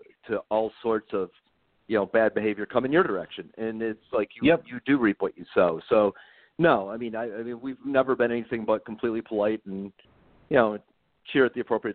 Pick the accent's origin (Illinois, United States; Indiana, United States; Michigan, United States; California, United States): Michigan, United States; Detroit; we're from Detroit, so we're Tigers fans.